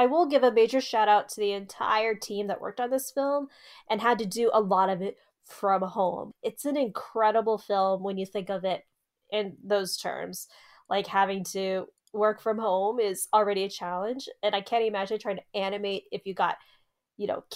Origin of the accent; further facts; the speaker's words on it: Arizona, United States; we're from Arizona